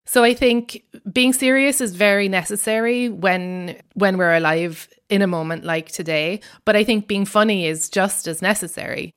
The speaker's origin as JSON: {"language": "English", "country": "Ireland", "accent": "Irish", "moved": "yes", "lives_now": "United States", "said": "I'm Irish, and in case my accent wasn't obvious enough"}